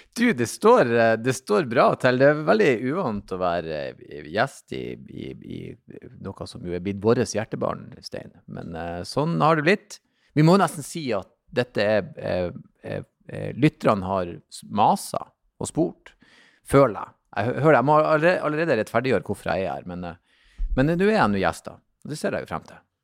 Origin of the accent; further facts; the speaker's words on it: Bodø, Nordland, Norway; jeg vokste jo opp i Bodøbyen, men mye slekt ute i Lofoten